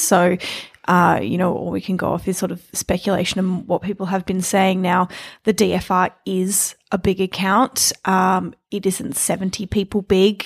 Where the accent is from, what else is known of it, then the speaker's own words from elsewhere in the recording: Melbourne, Victoria, Australia; growing up in Melbourne